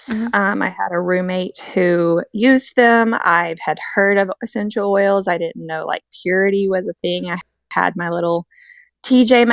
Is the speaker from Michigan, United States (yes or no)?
no; Memphis, Tennessee, United States; moved away as an adult; now in Kansas City, United States; I am from the Memphis, Tennessee area, currently living in Kansas City, Kansas, or just outside of it with my husband.